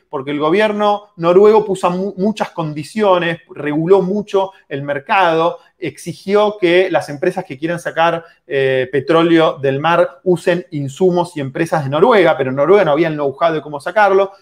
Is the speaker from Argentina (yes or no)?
yes; Argentina